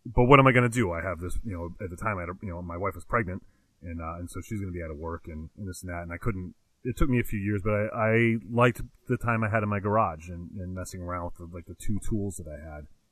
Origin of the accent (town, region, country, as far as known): Connecticut, United States; born or raised there